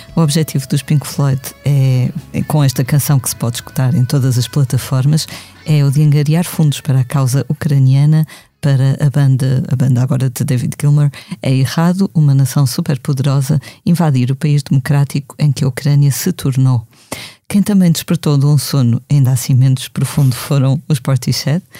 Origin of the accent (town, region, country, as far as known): Portugal